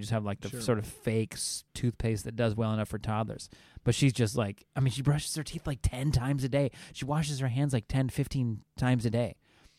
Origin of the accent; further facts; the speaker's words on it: California, United States; I'm from Southern California. Can't be bothered by it.